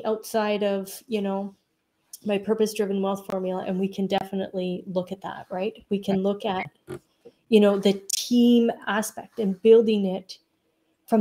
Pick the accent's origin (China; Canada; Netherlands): Canada; also born or lived in Alberta, Canada; I'm a Canadian